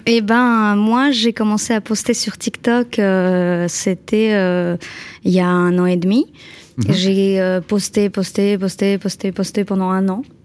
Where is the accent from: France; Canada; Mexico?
France; Normandy; je viens de Haute-Normandie